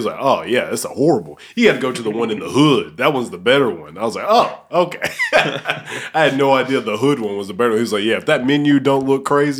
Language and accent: English; Alabama, United States; now in Memphis, United States; I'm not from here, by the way. I'm from Alabama